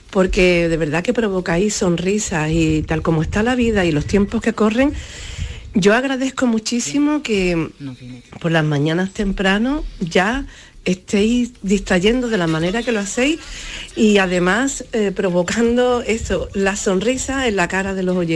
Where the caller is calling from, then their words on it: Málaga, Andalusia, Spain; Soy … de Málaga, olvidé decirlo.